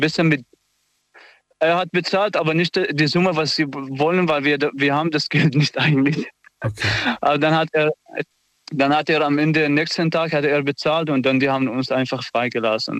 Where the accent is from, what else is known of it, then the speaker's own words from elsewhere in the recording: Aleppo, Aleppo Governorate, Syria; German is a second language; moved away as an adult; now in Germany; ich komme aus Syrien